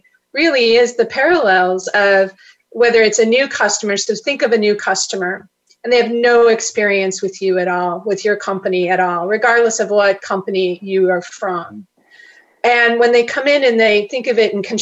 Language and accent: English; Chicago, Illinois, United States; grew up in Chicago